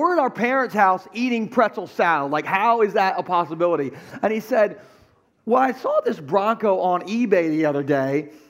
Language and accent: English; Gumboro, Delaware, United States; my hometown of Gumbro.